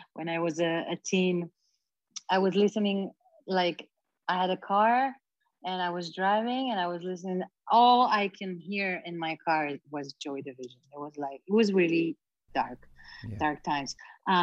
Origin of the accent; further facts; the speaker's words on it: Israel; I grew up in Israel, such a small country